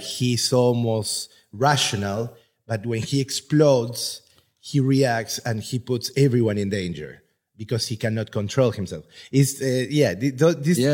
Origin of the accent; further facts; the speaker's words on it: Buenos Aires, Argentina; now in Budapest, Hungary; I am from Argentina